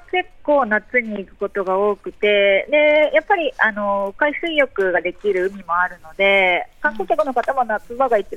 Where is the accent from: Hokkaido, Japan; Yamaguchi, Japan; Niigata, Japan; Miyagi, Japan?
Yamaguchi, Japan; moved away as an adult; also born or lived in Suginami, Tokyo; now in Tokyo, Japan; まで山口にいて、てはい、就職とともに上京してきたんですけど、